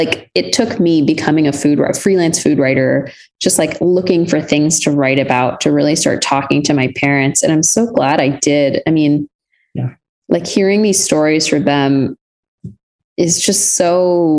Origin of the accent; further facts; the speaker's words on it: Texas, United States; my Texas upbringing, but just growing up in the US.